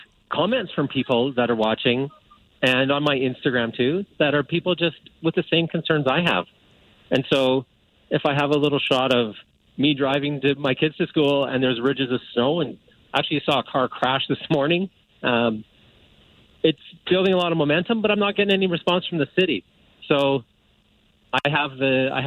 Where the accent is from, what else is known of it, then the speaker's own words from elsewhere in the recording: Calgary, Alberta, Canada; I've been in Woodbine for 5 years, and I grew up in Calgary